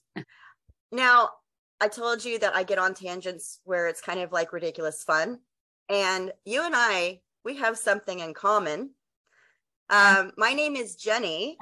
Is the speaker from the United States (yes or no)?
yes; West Texas, United States; I'm from Texas